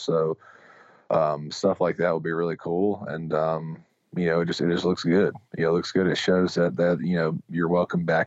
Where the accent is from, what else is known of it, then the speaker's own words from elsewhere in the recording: Mississippi, United States; growing up in Mississippi